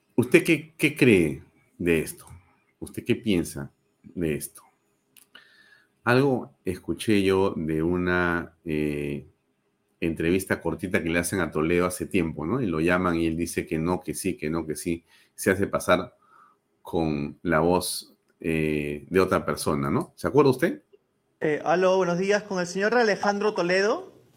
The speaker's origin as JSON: {"language": "Spanish", "country": "Peru"}